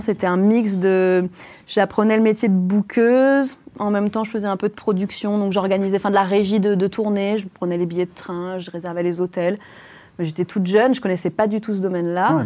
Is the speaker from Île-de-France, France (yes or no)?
no; Creuse, Nouvelle-Aquitaine, France; now in Paris, France; J'ai grandi en Creuse